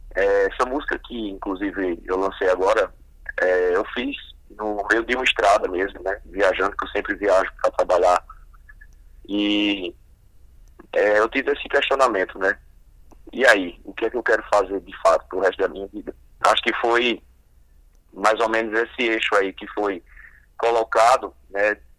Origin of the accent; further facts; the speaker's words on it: Paraíba, Brazil; Minha família tem base na literatura de cordel, visto que a gente é aqui da Paraíba e no interior principalmente